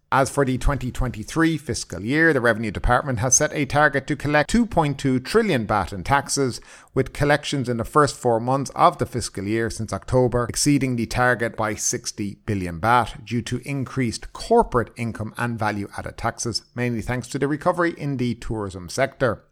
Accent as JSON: {"language": "English", "country": "Ireland", "moved": "yes", "lives_now": "Thailand", "said": "I come from Ireland"}